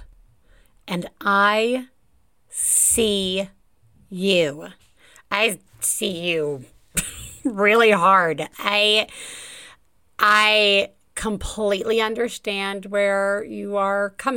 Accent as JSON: {"language": "English", "town": "Tuscaloosa", "region": "Alabama", "country": "United States", "tie": "born or raised there", "said": "my accent like talking to somebody from my hometown of Tuscaloosa, Alabama"}